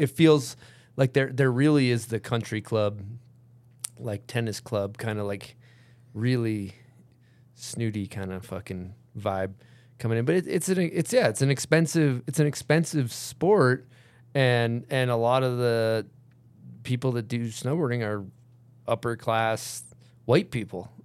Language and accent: English; United States; first language English; I'm born in America. So I learned English